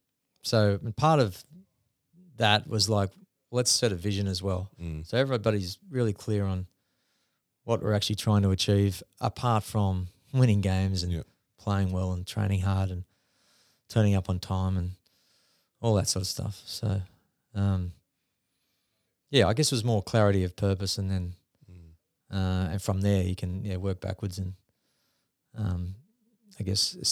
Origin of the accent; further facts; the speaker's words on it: Northern Beaches, New South Wales, Australia; also born or lived in New Zealand; So I decided, I'm from the Northern Beaches, so we'd come back from New Zealand. I could have easily just gone and lived there.